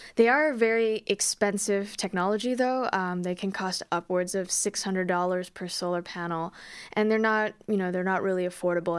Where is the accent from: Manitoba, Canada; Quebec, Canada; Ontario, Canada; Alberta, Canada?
Alberta, Canada; Calgary; moved away; I'm actually originally from Calgary